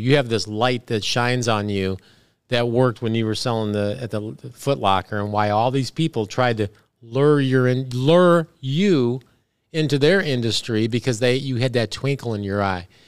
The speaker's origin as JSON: {"language": "English", "town": "Big Rock", "region": "Illinois", "country": "United States", "moved": "yes", "said": "I'm from Big Rock, Illinois."}